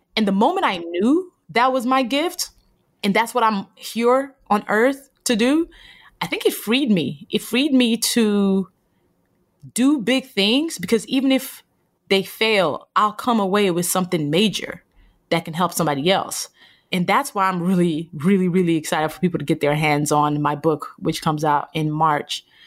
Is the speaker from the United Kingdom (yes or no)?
no; Nigeria; born or raised there